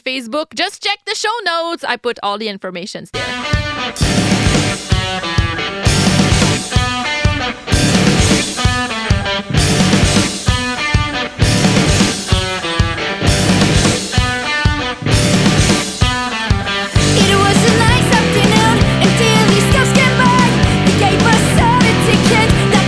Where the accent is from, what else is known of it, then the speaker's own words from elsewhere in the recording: Quebec, Canada; English is a second language; I'm French Canadian